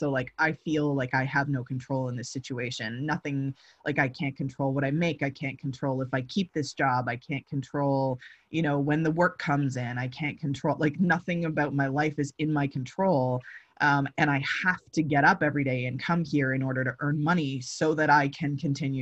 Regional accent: London, Ontario, Canada; moved away; I'm from London, Ontario

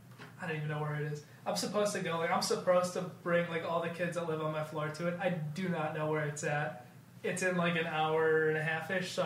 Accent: Plainfield, Illinois, United States; I'm from Plainfield, Illinois

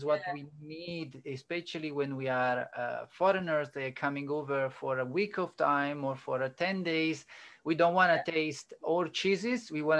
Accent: Italy; now in Australia; I'm coming from Italy.

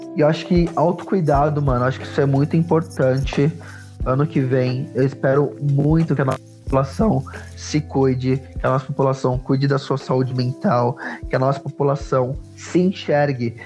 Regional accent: São Paulo, Brazil; Eu sou, eu sou de periferia, eu vim do Grajaú, eu cresci num lugar

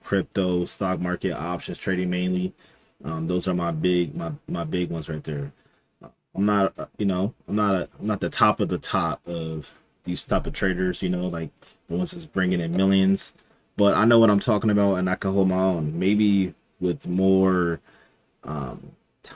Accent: Los Angeles, California, United States; also born or lived in Inland Empire, California; I'm from Los Angeles, California. I want to say like down in the South Bay, so not really like in the South Central area

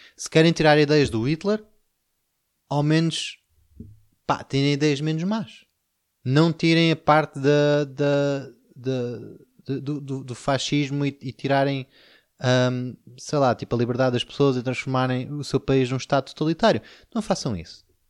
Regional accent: Portugal

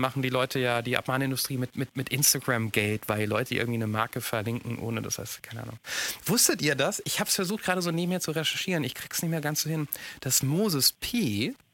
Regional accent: Mainz, Rhineland-Palatinate, Germany; ich bin in Mainz groß geworden

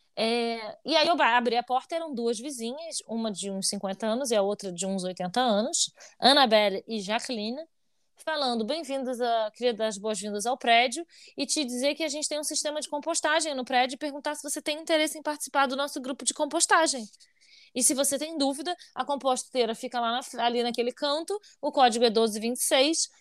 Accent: Brazil; moved away; enquanto brasileiros

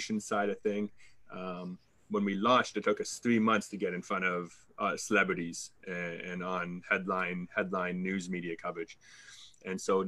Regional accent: Canada; accent: Canadian; I'm Canadian, so fellow Canadians hear my accent, but other countries do not.

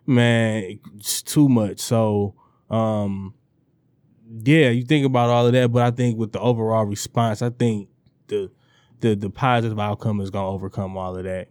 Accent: Detroit, Michigan, United States; the East Sider

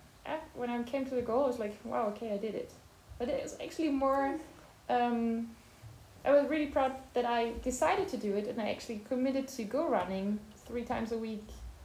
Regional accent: between Bonn and Cologne, North Rhine-Westphalia, Germany; English is a second language; moved away as an adult; also born or lived in Aachen; now in Lausanne, Switzerland; I'm from Germany. I was born in Aachen. It's close to the Belgian and Dutch border. But I grew up between Bonn and Köln.

